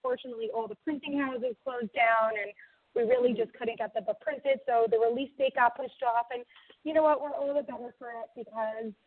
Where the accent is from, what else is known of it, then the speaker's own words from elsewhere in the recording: Long Island, New York, United States; moved away as an adult; now in Israel; I was born in New York. I grew up in Long Island.